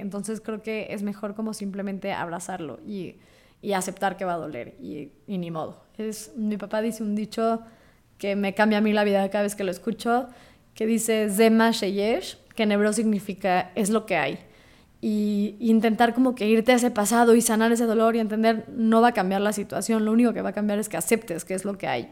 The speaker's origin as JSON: {"language": "Spanish", "country": "Mexico", "said": "siendo judío mexicana"}